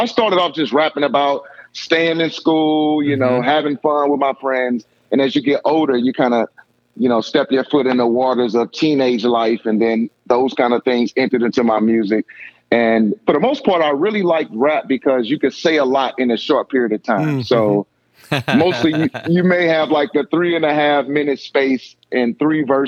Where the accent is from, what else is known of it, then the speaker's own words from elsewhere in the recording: St. Louis, Missouri, United States; So I am from St. Louis, Missouri, born and raised. I grew up in the inner city